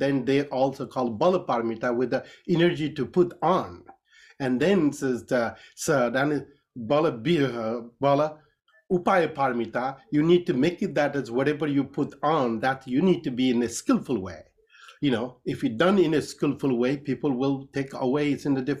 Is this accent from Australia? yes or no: no; Kathmandu Valley, Bagmati, Nepal; I was born in Nepal, so in the Kathmandu Valley